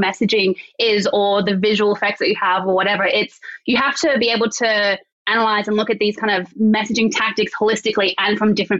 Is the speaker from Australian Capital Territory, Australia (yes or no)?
yes; Canberra, Australian Capital Territory, Australia; I grew up in Canberra.